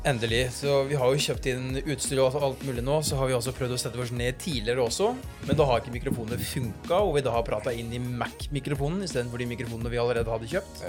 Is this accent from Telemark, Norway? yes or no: yes; Notodden, Telemark, Norway; som dere hører, så er jeg fra Østlandet